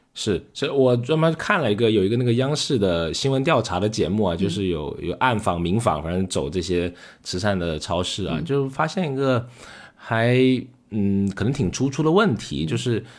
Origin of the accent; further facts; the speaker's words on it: China; 可能我们中国人说积德也好